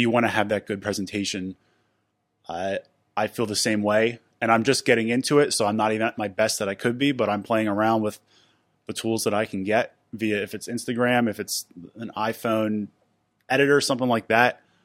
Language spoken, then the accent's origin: English; Philadelphia, Pennsylvania, United States; moved away as an adult; now in Pittsburgh, United States; I'm originally from Philadelphia.